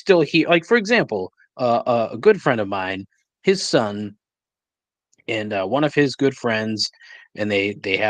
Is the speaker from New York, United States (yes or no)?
no; Raynham, Massachusetts, United States; I grew up in Rainham